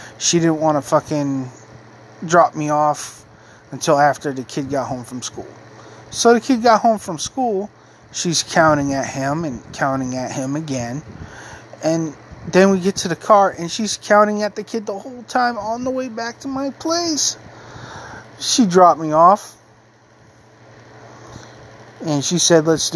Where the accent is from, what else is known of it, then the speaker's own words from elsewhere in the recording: Maine, United States; also born or lived in North Carolina; I left my hometown again to move to another town in Maine